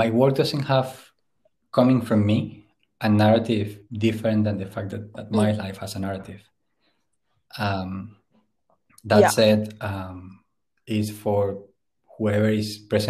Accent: Puerto Boyacá, Boyacá, Colombia; moved away as an adult; also born or lived in London / Berlin; now in Glasgow, United Kingdom; I grew up in Puerto Boyacá, which is infamous for the cartel wars and like the civil war

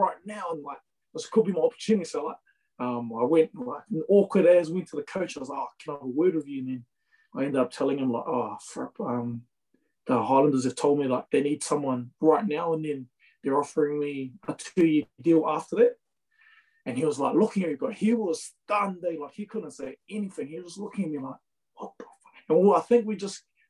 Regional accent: Whanganui, Manawatū-Whanganui, New Zealand; also born or lived in Fiji; Yeah, I was born in Fiji. I moved over when I was about one though, so like I didn't really, wasn't really brought up in Fiji. Straight to Whanganui. Was brought up in Whanganui.

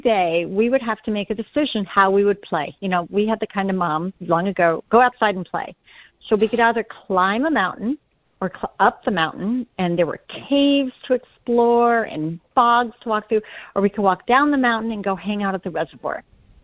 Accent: Woodstock, New York, United States; moved away as an adult; also born or lived in Europe / Denver; raised in upstate New York in the Woodstock area

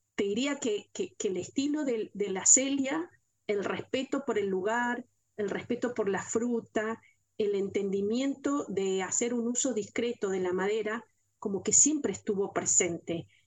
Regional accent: Mendoza, Argentina; en mi provincia, en Mendoza

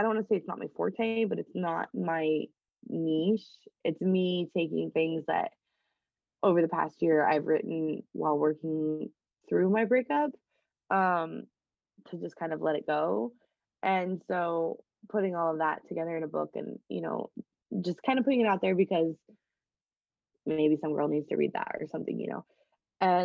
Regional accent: Midwest, United States; since we're both from the Midwest

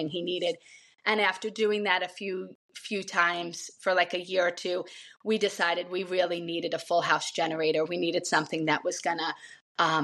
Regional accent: Long Island, New York, United States; moved away; I grew up on Long Island in an Irish family

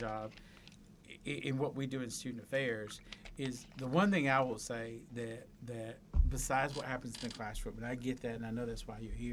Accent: Albany, Georgia, United States; I was born in Albany, Georgia

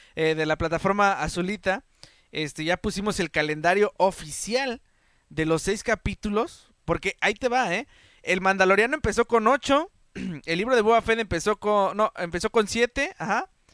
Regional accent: Mexico; nosotros como mexicanos

